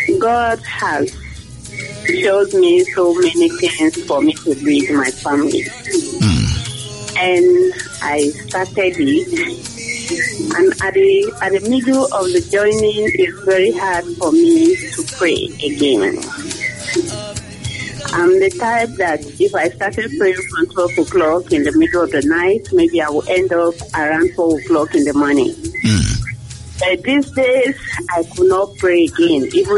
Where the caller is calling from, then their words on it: Cape Coast, Central Region, Ghana; I'm calling from Cape Coast.